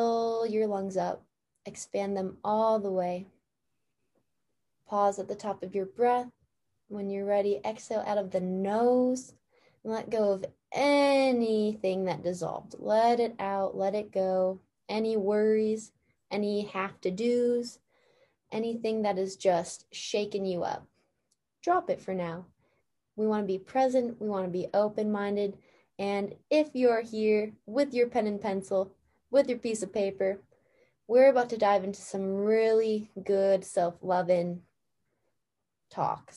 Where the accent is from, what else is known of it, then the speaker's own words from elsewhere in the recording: Escanaba, Michigan, United States; we grew up in the same town. And for anyone who doesn't know, we're both from Escanaba